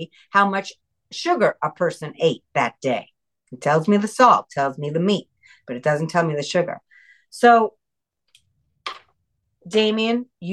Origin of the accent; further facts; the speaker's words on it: New York, United States; moved away; I'm originally New Yorker myself